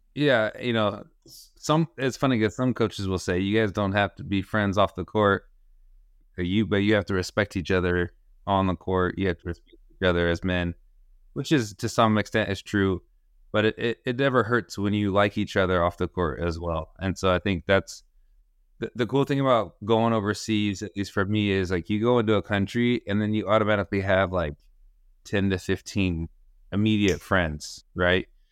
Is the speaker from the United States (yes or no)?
yes; Sacramento, California, United States; also born or lived in Cúcuta, Colombia / Utah; I grew up in Sacramento, uh, where I currently am.